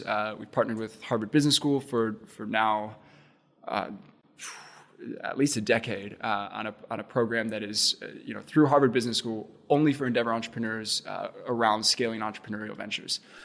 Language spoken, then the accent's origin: English; Cape Town, Western Cape, South Africa; moved away as an adult; also born or lived in Indiana, United States; now in Indianapolis, United States; I grew up in Cape Town, went to, went to school there, uh, went to high school there, and then actually made it to Central Indiana to play baseball.